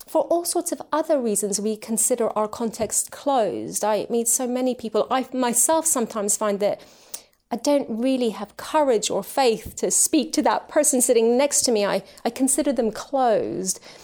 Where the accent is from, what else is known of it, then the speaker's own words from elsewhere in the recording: United Kingdom; also born or lived in Tehran, Iran / Switzerland; we've lived in the U K ever since. So this has been my home, uh, growing up and ever since